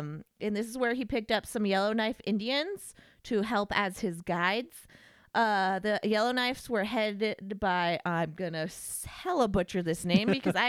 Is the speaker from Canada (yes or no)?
no; United Kingdom; I am British. I know all.